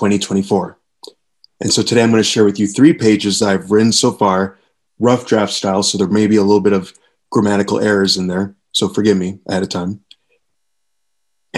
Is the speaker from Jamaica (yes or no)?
yes; Kingston, Jamaica; growing up in Kingston, Jamaica